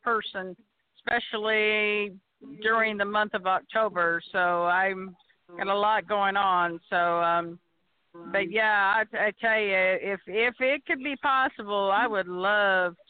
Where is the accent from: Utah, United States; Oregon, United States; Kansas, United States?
Kansas, United States; now in Arkansas, United States; I'm originally from Kansas.